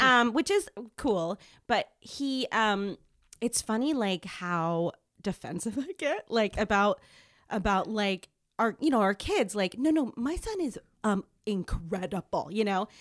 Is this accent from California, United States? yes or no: yes; San Jose, California, United States; my hometown, San Jose